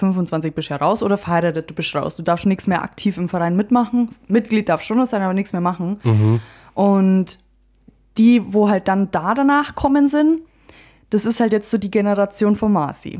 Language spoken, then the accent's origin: German; Friedberg, Bavaria, Germany; wir kommen hier aus Friedberg